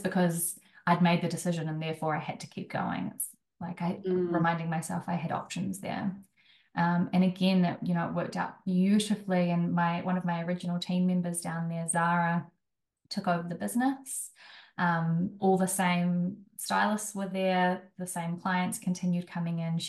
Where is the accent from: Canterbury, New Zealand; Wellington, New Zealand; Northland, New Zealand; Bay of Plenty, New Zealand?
Wellington, New Zealand; moved away; also born or lived in Auckland; I'm from Wellington